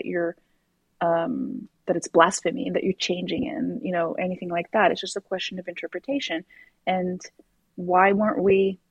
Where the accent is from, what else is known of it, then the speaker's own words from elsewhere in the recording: Morocco; moved away as an adult; now in Canada; I grew up in Morocco